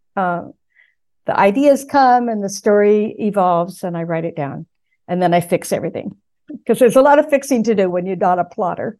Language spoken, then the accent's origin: English; San Gabriel Valley, California, United States; also born or lived in Pasadena, California; now in New England, United States; I was born in Pasadena. I grew up in the San Gabriel Valley, uh, to the east of Los Angeles.